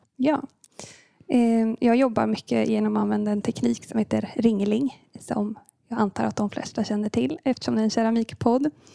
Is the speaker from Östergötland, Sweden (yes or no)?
yes; Linköping, Östergötland, Sweden; moved away as an adult; now in Gothenburg, Sweden; jag kommer från eh, början från Linköping och eh, landade i Göteborg för cirka nio år sedan